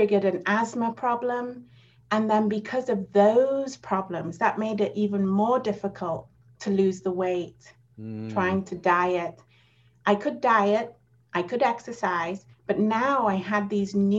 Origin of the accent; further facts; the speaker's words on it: England, United Kingdom; moved away as an adult; now in United States; I moved from England to America